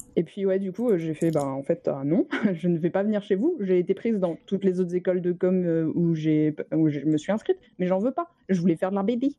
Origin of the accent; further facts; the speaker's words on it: Orléans, Centre-Val de Loire, France; j'ai grandi euh, à Orléans